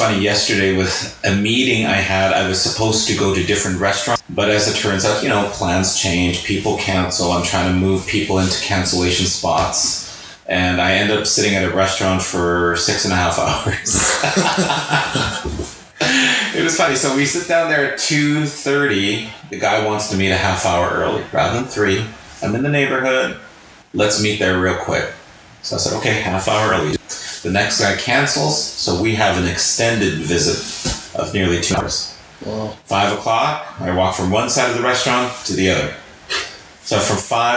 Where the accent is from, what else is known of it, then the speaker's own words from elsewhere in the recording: Regina, Saskatchewan, Canada; I'm from Regina, Saskatchewan.